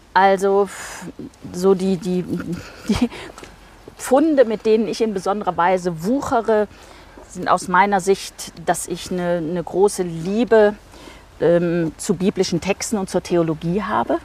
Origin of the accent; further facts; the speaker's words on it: Siegen, North Rhine-Westphalia, Germany; also born or lived in Rotenburg an der Fulda, Hesse / Bonn / Marburg / Münster; Dann sind wir familiär bedingt ins südliche Westfalen gezogen.